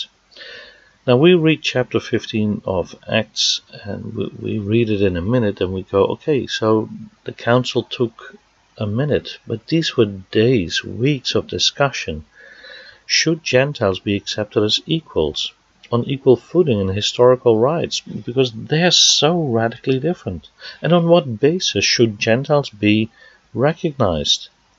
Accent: Netherlands; moved away; Now, as you can hear from my accent, I was born in the Netherlands

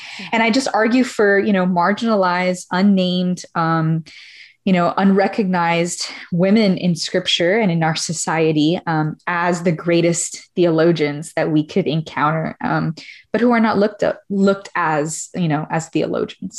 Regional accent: Miami, Florida, United States; moved away as an adult; I'm Cuban American, originally from Miami

